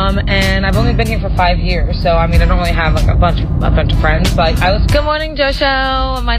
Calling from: Clearwater, Florida, United States; I'm calling from Clearwater.

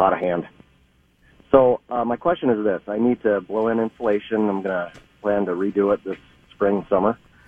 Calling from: Burnsville, Minnesota, United States; Hi, I'm in Burnsville.

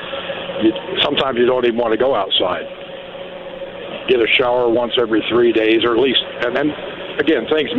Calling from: Idaho, United States; The Idaho State Correctional Center.

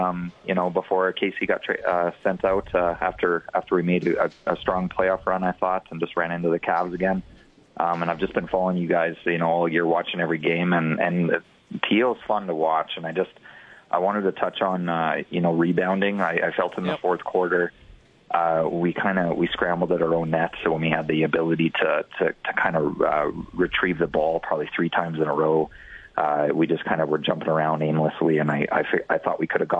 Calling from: Calgary, Alberta, Canada; I'm actually calling from Calgary.

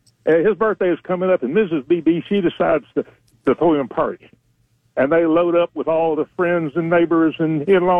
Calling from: Florence, Alabama, United States; calling from Florell, Alabama.

